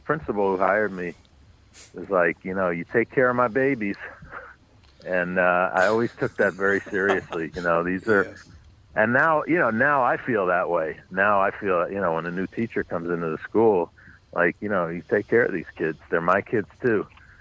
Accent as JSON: {"language": "English", "town": "New York City", "region": "New York", "country": "United States", "tie": "born or raised there", "said": "I grew up on the Upper West Side, but north of 96th Street, west 106th Street"}